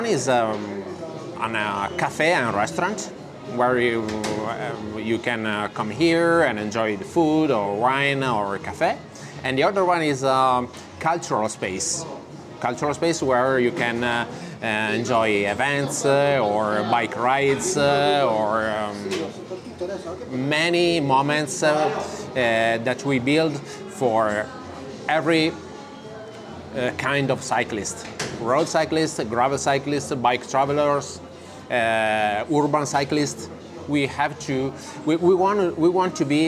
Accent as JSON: {"language": "English", "town": "Padua", "region": "Veneto", "country": "Italy", "second_language": "English", "moved": "yes", "lives_now": "Milan, Italy", "said": "I'm from Padova."}